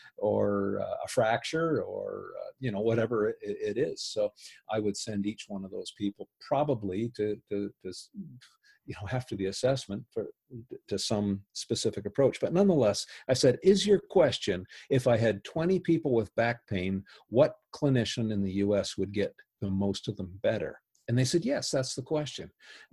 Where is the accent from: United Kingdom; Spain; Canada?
Canada; because I'm a Canadian, I didn't have any bias on this.